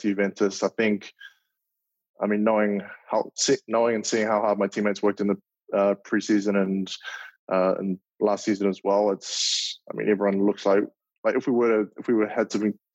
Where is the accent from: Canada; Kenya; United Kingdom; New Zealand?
New Zealand; Auckland; moved away as an adult; now in Minneapolis, United States; my hometown, Auckland